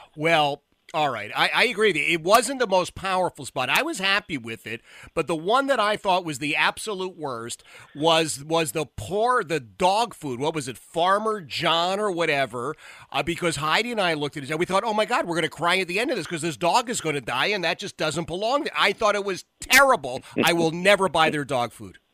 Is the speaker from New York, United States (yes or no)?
no; Philadelphia, Pennsylvania, United States; I grew up in Philadelphia, Philadelphia native